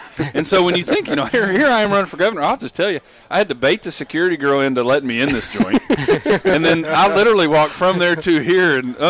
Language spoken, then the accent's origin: English; Kentucky, United States; born or raised there